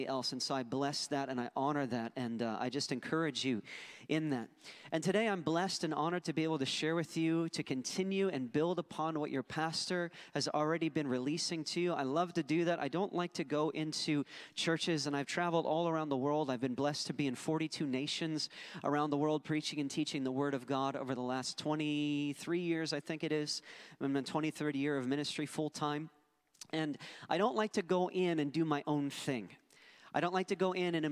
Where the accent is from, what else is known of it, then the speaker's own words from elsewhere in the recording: Philadelphia, Pennsylvania, United States; moved away as an adult; also born or lived in Buffalo, New York; I was born and raised in Philadelphia